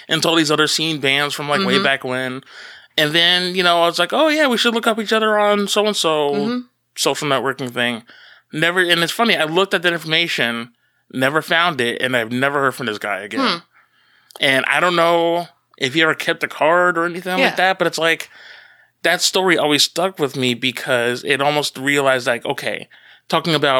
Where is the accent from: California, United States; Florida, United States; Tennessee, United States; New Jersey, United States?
New Jersey, United States; from Jersey